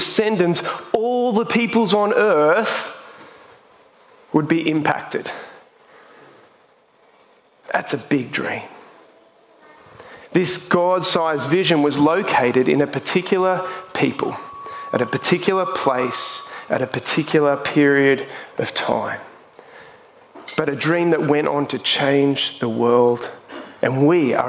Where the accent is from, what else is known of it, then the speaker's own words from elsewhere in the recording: Sydney, New South Wales, Australia; I come from the Northern Beaches